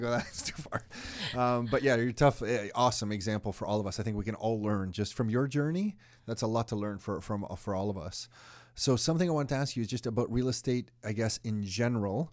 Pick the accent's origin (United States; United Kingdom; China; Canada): Canada; being born in this country and then having your own children in this country